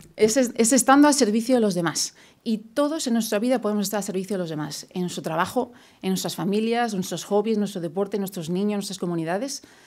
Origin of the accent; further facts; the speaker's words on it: Madrid, Community of Madrid, Spain; moved away as an adult; also born or lived in London / New York; now in Houston, United States; yo soy de Madrid, yo crecí toda mi vida en Madrid hasta el 99 que me fui a vivir a Londres.